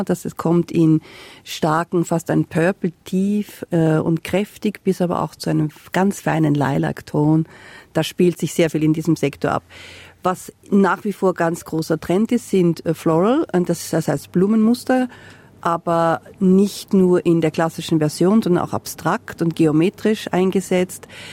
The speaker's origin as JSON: {"language": "German", "region": "Salzburg", "country": "Austria", "moved": "yes", "lives_now": "Castlemaine, Australia", "said": "in Österreich, wo ich herkomme, aus Salzburg"}